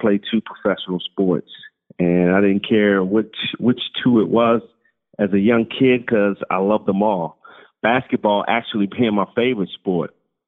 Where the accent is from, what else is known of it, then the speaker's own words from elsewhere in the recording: Baltimore, Maryland, United States; So my dream school growing up in Baltimore was University of Maryland.